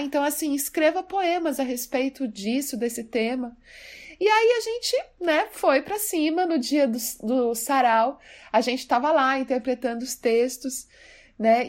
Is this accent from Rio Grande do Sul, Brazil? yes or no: no; Mato Grosso do Sul, Brazil; now in São Paulo, Brazil; Eu sou do Mato Grosso do Sul e na escola eu já gostava muito de literatura